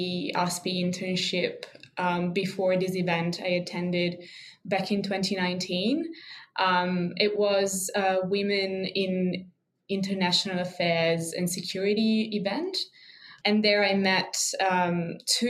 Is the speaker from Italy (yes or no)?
yes; Italy; moved away as an adult; now in Canberra, Australia; I'm originally from Italy, so I've been an international student here in Australia for a long time